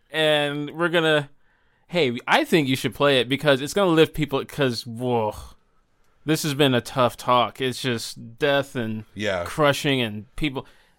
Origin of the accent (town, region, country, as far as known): Madison, Tennessee, United States